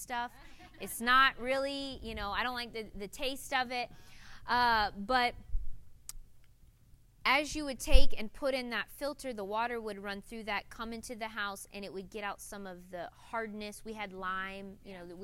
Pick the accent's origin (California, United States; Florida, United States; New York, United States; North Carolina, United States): Florida, United States; north central; moved away; growing up in Florida, north central Florida, way in the country